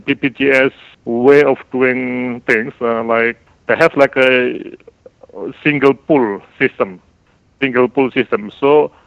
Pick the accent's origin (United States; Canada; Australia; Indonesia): Indonesia; we are from Aceh to Papua